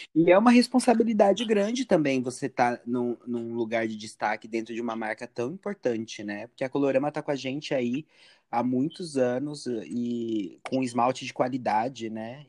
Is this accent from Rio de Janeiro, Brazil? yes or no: yes; Rio de Janeiro, Brazil; Eu sou do Rio de Janeiro